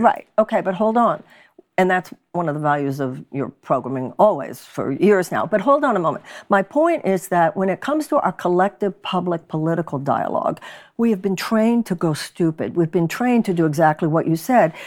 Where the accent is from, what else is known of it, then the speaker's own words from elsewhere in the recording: Texas, United States; moved away; Texas, my home state